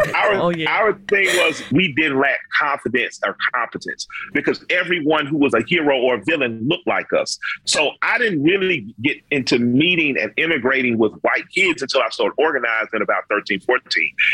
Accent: Atlanta, Georgia, United States; I grew up in the Collier Heights community

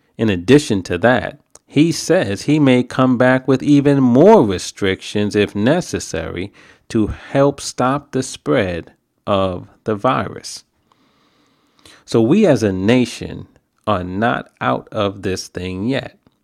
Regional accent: New York, United States; now in New Jersey, United States; I'm a New Yorker.

